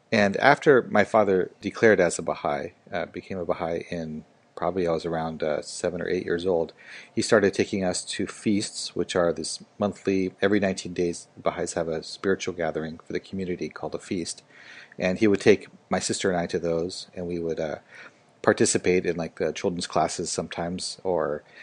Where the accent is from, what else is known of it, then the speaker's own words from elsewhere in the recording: Seattle, Washington, United States; moved away as an adult; also born or lived in Japan / Hong Kong / Xi'an, China; I grew up in Seattle, Washington